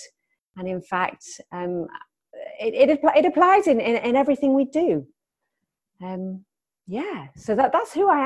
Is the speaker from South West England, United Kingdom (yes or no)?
no; London, United Kingdom; also born or lived in Newcastle; now in Durham, United Kingdom; I grew up in London, so I've lived in several different cities in the UK.